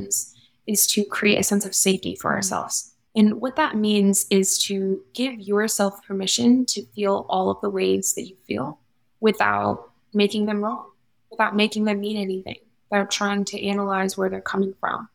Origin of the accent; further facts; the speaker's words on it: Las Vegas, Nevada, United States; based here in Las Vegas, born and raised.